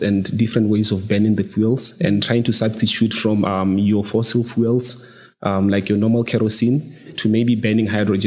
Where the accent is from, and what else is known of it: Botswana; moved away as an adult; now in United Kingdom